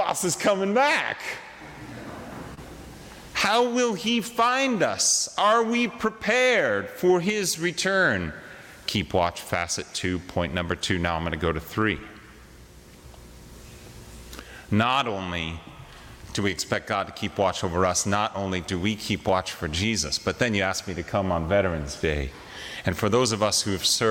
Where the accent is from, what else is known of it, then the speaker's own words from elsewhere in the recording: Wyoming, United States; We're from Wyoming.